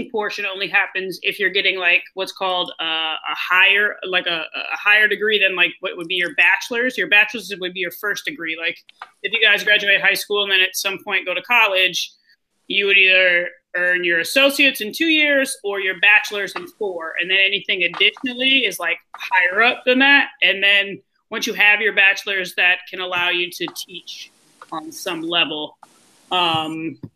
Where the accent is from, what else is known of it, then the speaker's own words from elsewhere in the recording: Ann Arbor, Michigan, United States; also born or lived in Chicago, United States; I'm from Ann Arbor, but I've lived on both coasts and I've lived in Chicago.